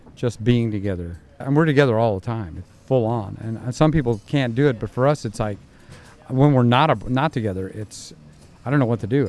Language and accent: English; Indiana, United States; moved away; I'm from Indiana